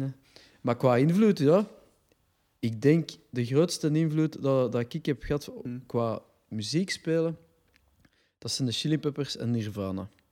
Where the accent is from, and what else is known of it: Brussels, Brussels-Capital Region, Belgium; accent: Brussels dialect